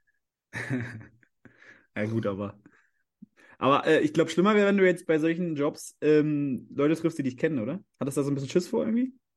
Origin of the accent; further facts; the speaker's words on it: Leipzig, Saxony, Germany; als Leipziger